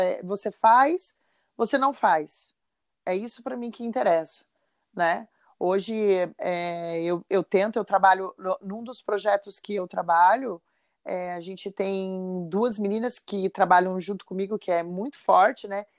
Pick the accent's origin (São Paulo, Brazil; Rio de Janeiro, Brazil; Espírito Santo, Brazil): São Paulo, Brazil; São José dos Campos; now in Florianópolis, Brazil; eu sou de São José dos Campos